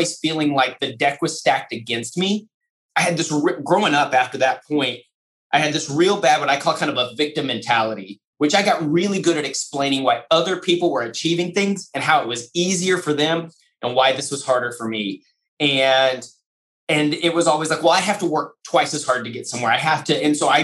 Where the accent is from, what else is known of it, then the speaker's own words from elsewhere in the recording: Lubbock, Texas, United States; First grade, West Texas in Lubbock, Texas, Murphy Elementary School